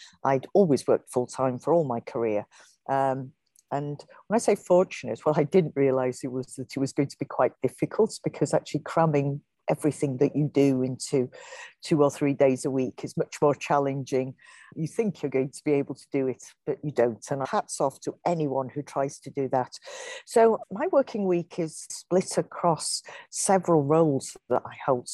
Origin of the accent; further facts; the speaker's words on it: North Wales, United Kingdom; I was brought up in North Wales